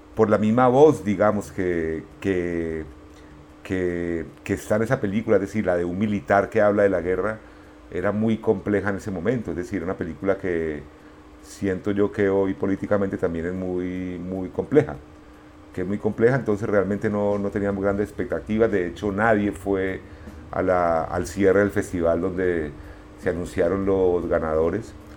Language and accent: Spanish; Pereira, Risaralda, Colombia; moved away as an adult; also born or lived in Medellín / Cali / Málaga, Spain; cuando yo crecí en Pereira no había como nada generacional que nos identificara